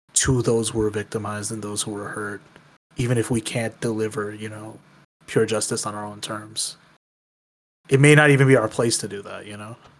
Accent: Michigan, United States; my home state

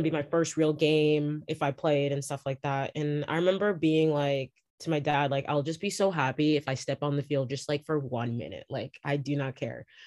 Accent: Toronto, Ontario, Canada; I'm from Toronto

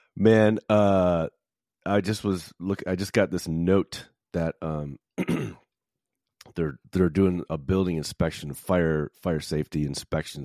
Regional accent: Chicago, Illinois, United States; also born or lived in Grand Rapids, Michigan; now in Louisville, United States; I grew up in Chicago, spent twelve years in Grand Rapids, Michigan

